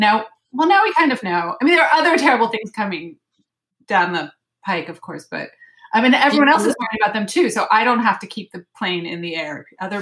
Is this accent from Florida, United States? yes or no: yes; Miami, Florida, United States; now in Paris, France; I am from Miami itself, even.